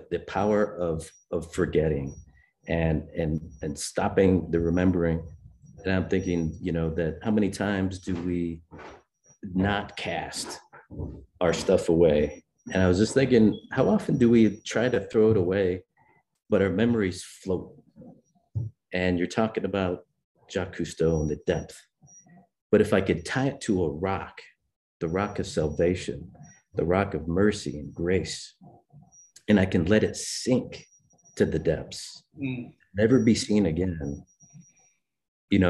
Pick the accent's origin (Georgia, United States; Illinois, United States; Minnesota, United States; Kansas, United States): Illinois, United States; Chicago; I was born in Chicago